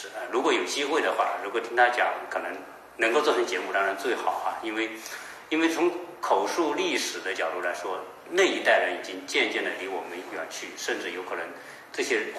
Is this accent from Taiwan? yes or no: no; China; 啊，对于作为我我我我们作为一个中国人来说哈，当我们做中美对比的时候，确实看到这个中国的这种进步哈，